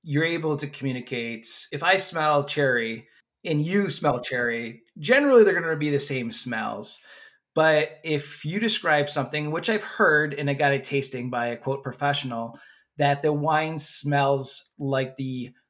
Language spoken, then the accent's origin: English; United States; moved away; Where I grew up in Wegmans